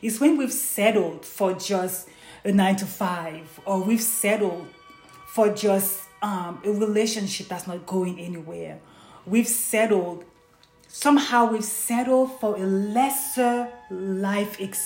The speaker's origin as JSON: {"language": "English", "country": "Haiti", "tie": "born or raised there", "said": "Growing up in Haiti"}